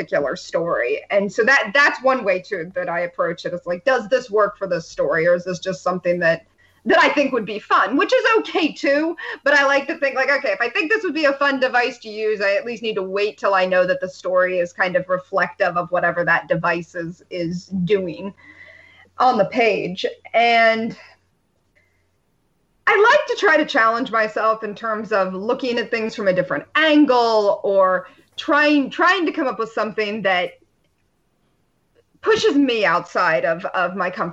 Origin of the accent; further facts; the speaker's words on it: about a 90-minute drive from Cleveland, Rust Belt, United States; I grew up about a 90-minute drive from Cleveland